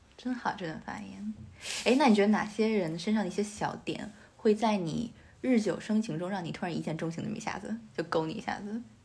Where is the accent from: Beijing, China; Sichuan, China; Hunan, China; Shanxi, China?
Beijing, China; also born or lived in Australia; now in Shanghai, China; 也是从小在北京长大的